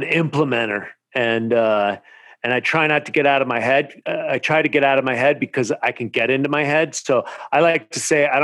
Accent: Marin County, California, United States; now in Venice Beach, United States; I grew up in Marin County where mountain biking started

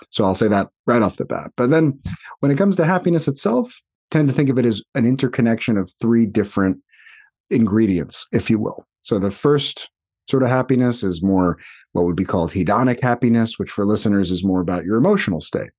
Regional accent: New York, United States; moved away as an adult; now in California, United States; more than half my life, still more than half my life is, was spent in New York

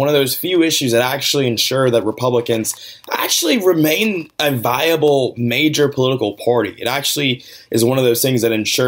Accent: Georgia, United States; my home state of Georgia

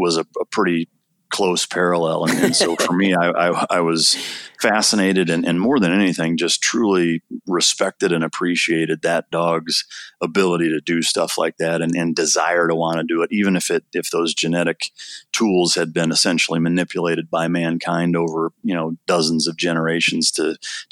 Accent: Iowa, United States; I grew up in Iowa, kind of a typical suburban / rural setting

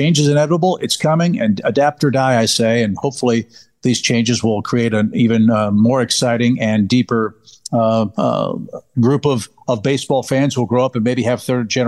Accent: St. Louis, Missouri, United States; I grew up in St. Louis watching Vince Coleman and Willie McGee steal 100 bases every year.

